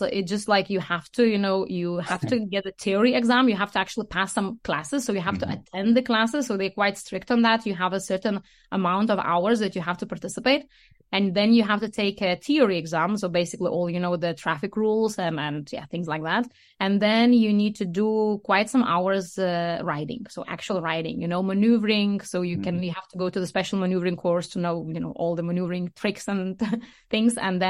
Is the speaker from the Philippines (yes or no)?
no; Lithuania; English is a second language; now in Denmark; So I live in Denmark, but I am not Danish. I come from Lithuania.